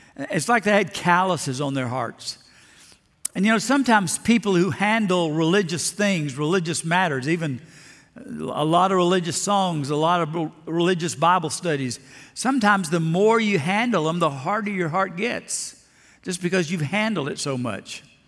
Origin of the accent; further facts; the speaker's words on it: Lower Alabama, United States; When I was just a kid growing up in Lower Alabama